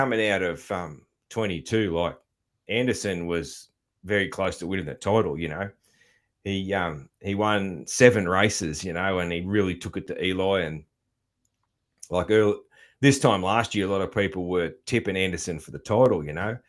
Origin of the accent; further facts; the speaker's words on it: Australia; as an Aussie